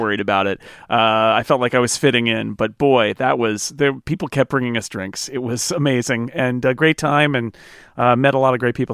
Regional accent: California, United States; I am a Californian

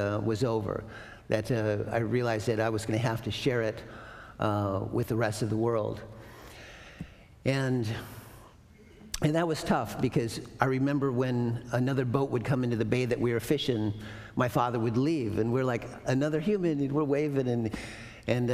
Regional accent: Prince William Sound, Copper River Delta, Alaska, United States; I grew up fishing in Prince William Sound in the Copper River Delta with seven little Indians

